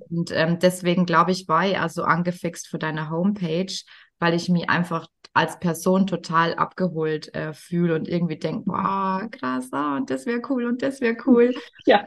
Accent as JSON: {"language": "German", "region": "Bavaria", "country": "Germany", "accent": "Bavarian", "said": "wenn jemand mir mit meinem Dialekt gegenüber sitzt, dann falle ich sofort eigentlich ins Bayerische"}